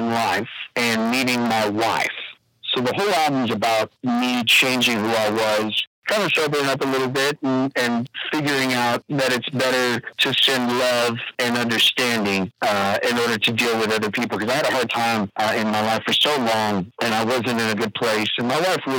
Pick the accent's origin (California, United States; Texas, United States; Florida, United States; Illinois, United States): Texas, United States; Wichita Falls; I'm actually from Wichita Falls, Texas, just a hop skipping away from the center state, right next to the Red River